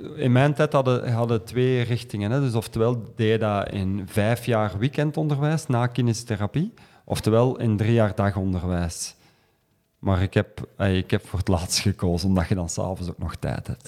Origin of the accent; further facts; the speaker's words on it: Kempen, Flanders, Belgium; ik ben van de Kempen afkomstig.